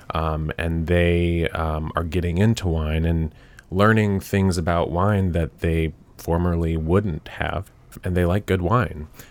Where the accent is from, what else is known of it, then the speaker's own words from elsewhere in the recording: Nashville, Tennessee, United States; moved back to Nashville, 'cause I'm from Nashville.